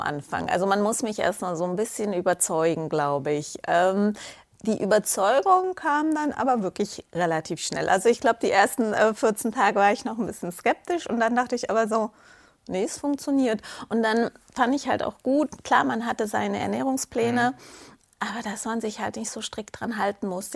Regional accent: Munich, Bavaria, Germany; komme aus München, bin heute auch angereist aus München direkt

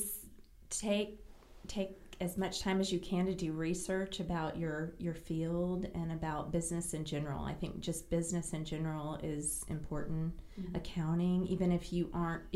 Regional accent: California, United States; also born or lived in South Carolina / Destin, Florida / San Diego, California; I was actually born in California, so I am a California girl and a Southern girl, but because my mom and dad are both from South Carolina

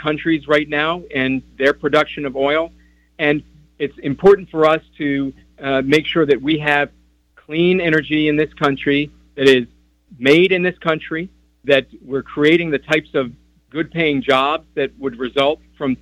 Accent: Midwest, United States; As a Midwesterner myself

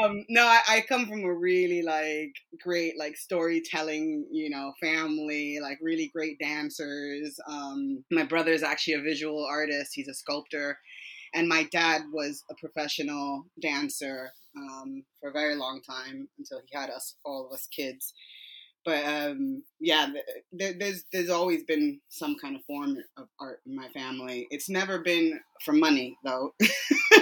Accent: New York City, New York, United States; moved away as an adult; also born or lived in Dominican Republic; now in United Kingdom; So I'm from New York City originally. I'm from Brooklyn, New York. Grew up there most of my life

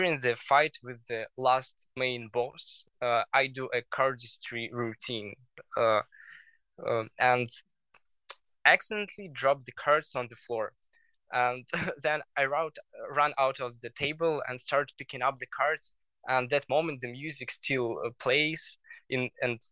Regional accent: Belarus; English is a second language; now in Lithuania; I'm from Lithuania, but my home country is Belarus

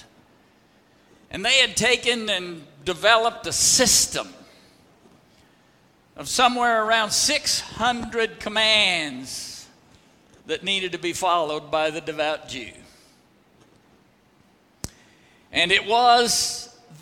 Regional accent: Oklahoma Panhandle, United States; I was from the Oklahoma Panhandle.

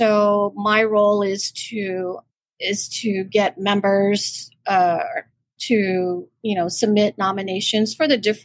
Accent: Guam; I'm from Guam, you know, and I work at the University of Guam

